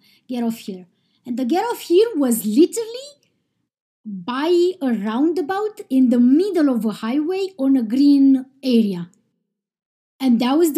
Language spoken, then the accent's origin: English; Romania; now in Iceland; I am from Romania, but I live in Iceland